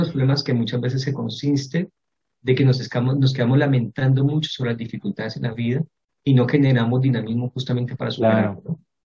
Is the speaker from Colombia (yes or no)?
yes; Cali, Valle del Cauca, Colombia; also born or lived in Cartago; pasé toda mi infancia en esta ciudad, en Cali